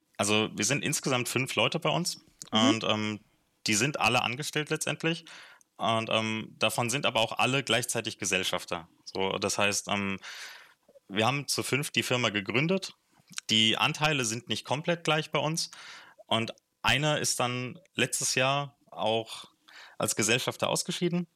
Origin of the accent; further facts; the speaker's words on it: Frankfurt, Hesse, Germany; moved away as an adult; also born or lived in Marburg; now in Bayreuth, Germany; ich komme ursprünglich aus Frankfurt, da bin ich geboren